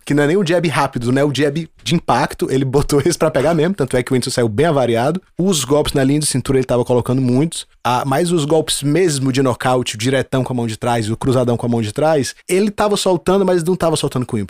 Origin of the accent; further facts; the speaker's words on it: Brazil; Eu sou brasileiro